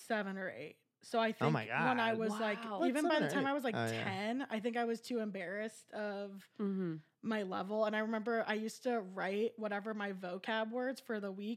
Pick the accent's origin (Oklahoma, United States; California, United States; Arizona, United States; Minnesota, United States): California, United States; moved away; I'm 27 years old. I'm originally from California.